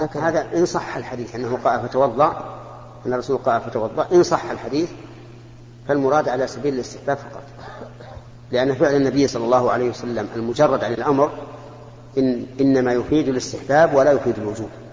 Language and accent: Arabic; Mecca, Makkah Province, Saudi Arabia; أنا من أهل مكة المكرمة ومتزوج من مكة وأقطن مكة